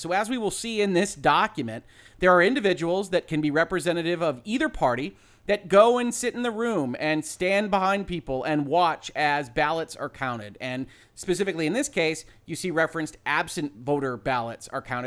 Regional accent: Michigan, United States; my home state

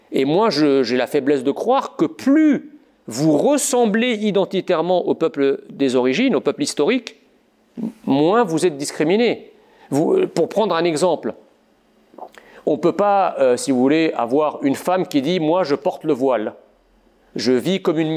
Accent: Egypt; born there; quand je suis né dans l'Égypte des, années 70

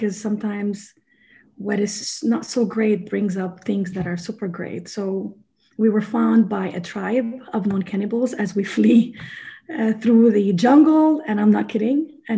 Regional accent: Sierra Leone; born there; I was born in Sierra Leone, West Africa. So, and I've seen the poverty.

